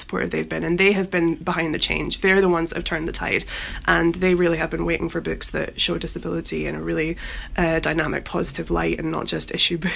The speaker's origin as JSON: {"language": "English", "town": "Edinburgh", "region": "Scotland", "country": "United Kingdom", "tie": "born or raised there", "moved": "yes", "lives_now": "London, United Kingdom", "said": "Edinburgh, my hometown"}